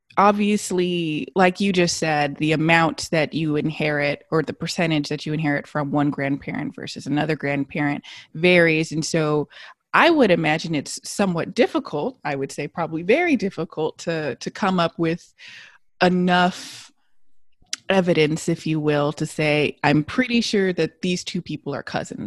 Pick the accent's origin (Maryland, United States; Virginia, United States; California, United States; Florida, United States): California, United States; Los Angeles; I was born and raised in Los Angeles